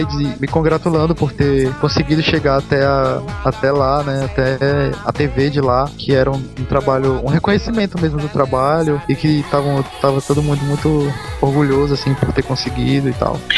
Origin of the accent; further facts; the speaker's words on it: Brazil; eu sou brasileiro